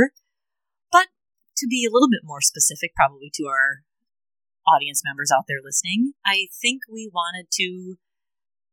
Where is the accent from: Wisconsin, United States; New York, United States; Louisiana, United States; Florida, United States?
Wisconsin, United States; Janesville; I've been born and raised in Janesville, Wisconsin